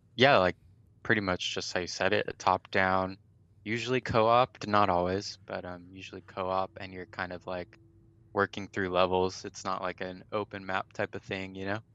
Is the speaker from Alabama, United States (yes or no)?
no; Riverside, California, United States; born and raised in California, Riverside, California